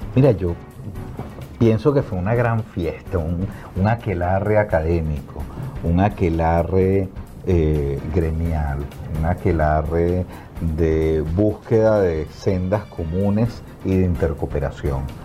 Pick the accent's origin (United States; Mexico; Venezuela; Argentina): Venezuela; now in Colombia; yo soy venezolano